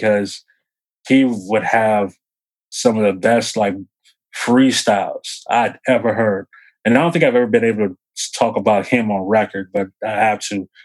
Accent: Nashville, Tennessee, United States; born or raised there

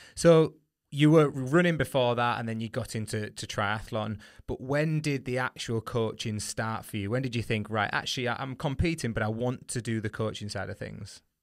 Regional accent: the north of England, United Kingdom; accent: northern; Excuse my northern accent there

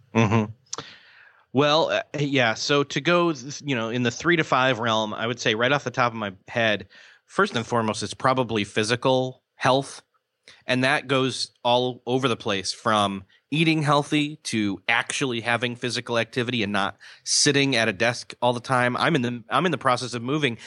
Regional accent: Rochester, New York, United States; moved away as an adult; also born or lived in Marion, Indiana; I grew up in Rochester, New York, till, uh, I was about college age, where I then came to Marion, Indiana

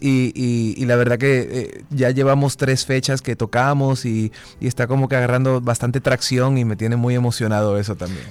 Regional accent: Dominican Republic; como dominicanos nosotros no, nos introducen el café desde muy, muy jóvenes

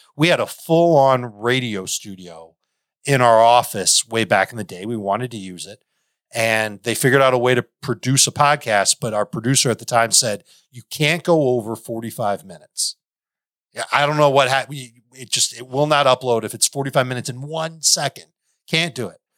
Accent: Chicago, Illinois, United States; I grew up in Chicago

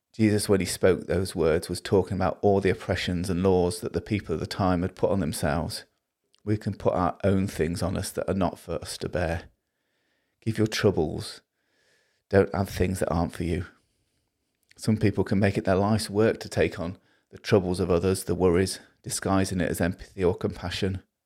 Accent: Liverpool, North West England, United Kingdom; I'm from Liverpool

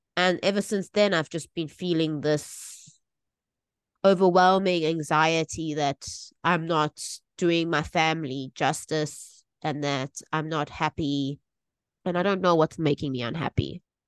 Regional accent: South Africa; now in Taiwan; I grew up in South Africa

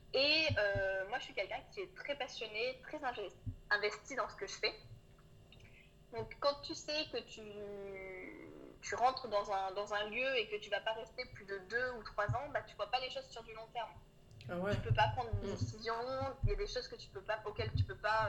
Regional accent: Auvergne-Rhône-Alpes, France; moved away as an adult; j'ai grandi euh, dans, un tout petit village en Auvergne

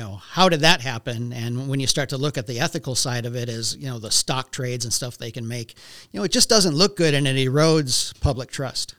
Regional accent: Velva, North Dakota, United States; also born or lived in Minot, North Dakota; I grew up in Velva.

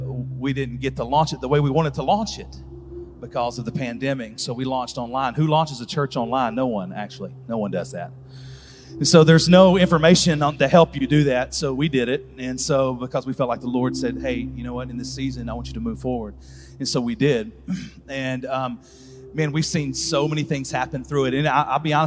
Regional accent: Birmingham, Alabama, United States; I'm from Birmingham, Alabama

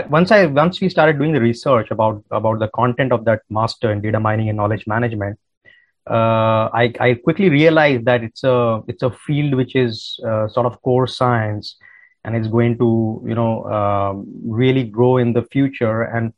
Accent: India; English is a second language; So I grew up in India. That's where I come from. And we moved around a lot because my father was working in the Indian Air Force.

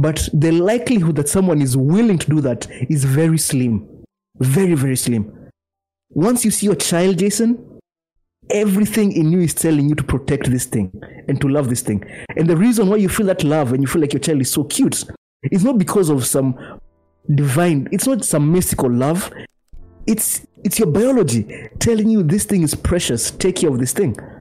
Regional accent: Nairobi, Kenya; I grew up in Nairobi as well and where my family lives in Karen

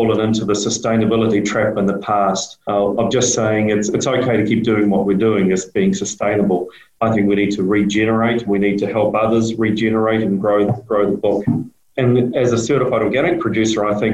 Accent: Heretaunga Plains, Hawke's Bay, New Zealand; I grew up on the Heretonga Plains here in the horticultural area of Hawke's Bay, New Zealand

